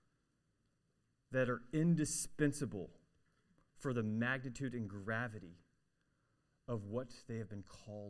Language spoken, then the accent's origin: English; Arkansas, United States; I'm from Arkansas